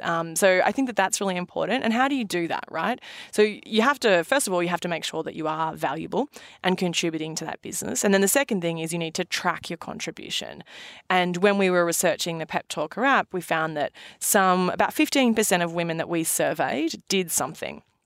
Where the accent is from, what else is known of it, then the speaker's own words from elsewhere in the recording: Australia; now in New York, United States; being an Aussie